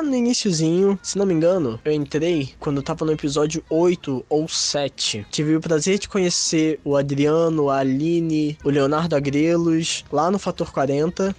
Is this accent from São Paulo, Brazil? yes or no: no; São Pedro da Aldeia, Rio de Janeiro, Brazil; eu sou de São Pedro da Aldeia, no Rio de Janeiro.